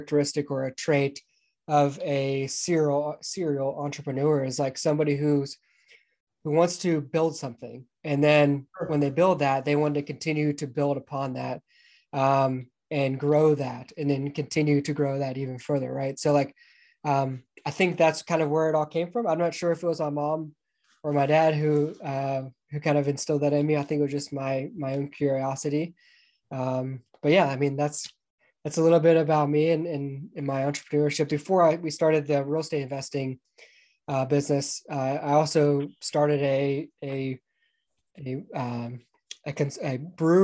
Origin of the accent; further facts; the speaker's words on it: Atlanta, Georgia, United States; moved away as an adult; I grew up just outside of Atlanta, Georgia